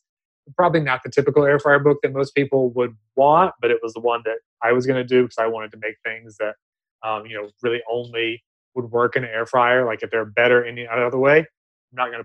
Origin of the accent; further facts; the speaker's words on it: the South, United States; now in Los Angeles, United States; I'm from the South originally